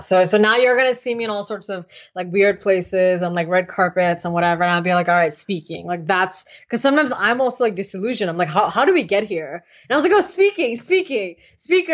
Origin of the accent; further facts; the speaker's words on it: United States; also born or lived in India; I'm also very American